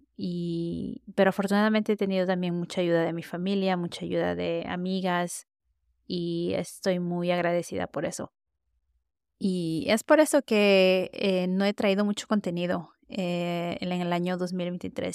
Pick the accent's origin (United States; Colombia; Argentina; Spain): United States; yo crecí en Estados Unidos, hablo español, no diría que lo hago perfecto